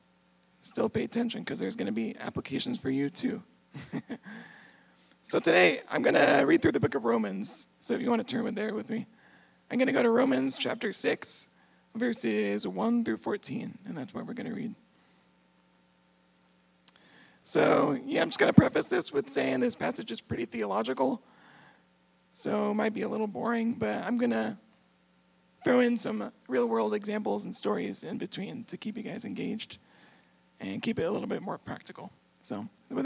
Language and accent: English; San Antonio, Texas, United States; moved away as an adult; now in Michigan, United States; I'm actually from San Antonio, Texas